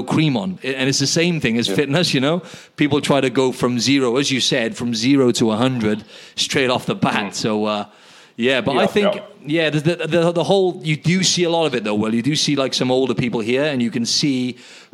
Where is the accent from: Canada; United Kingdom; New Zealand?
United Kingdom; now in Sydney, Australia; in the UK